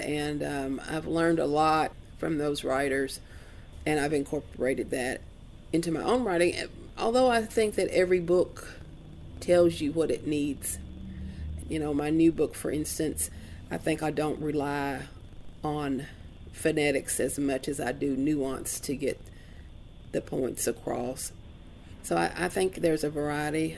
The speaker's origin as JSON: {"language": "English", "region": "Appalachia", "country": "United States", "tie": "born or raised there", "said": "I was also sort of born into sort of a classic art, artistic um, mountain family."}